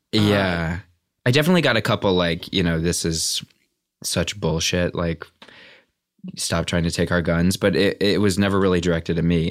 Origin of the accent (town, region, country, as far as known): Valparaiso, Indiana, United States; born or raised there; also born or lived in Beverly, Chicago, Illinois